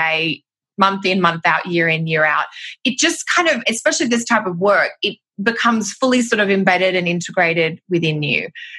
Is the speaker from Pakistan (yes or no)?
no; Australia; moved away as an adult; now in Canada; Gosh, well, I'm Australian, which will be obvious by my accent, although I have lived in Canada now for 10 years.